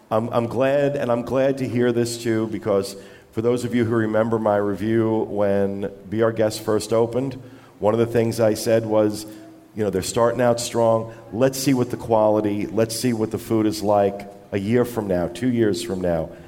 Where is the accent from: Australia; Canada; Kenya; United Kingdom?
Canada; Halifax, Nova Scotia; I'm from Halifax.